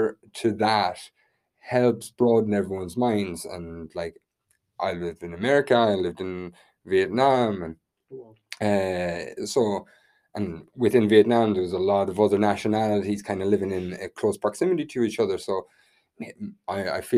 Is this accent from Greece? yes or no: no; west of Ireland, Ireland; my hometown, which is kind of quite a small town in the west of Ireland